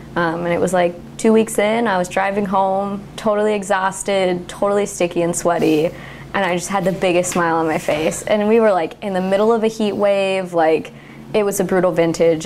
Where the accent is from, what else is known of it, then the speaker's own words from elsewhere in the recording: Templeton, California, United States; moved away as an adult; also born or lived in Newburg, Oregon; now in Newberg, United States; I grew up in San Luis Obispo, California, in a little town called Templeton.